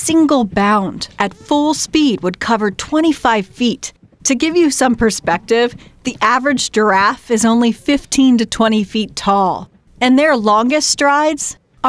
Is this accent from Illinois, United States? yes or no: no; Maryland, United States; I'm from Maryland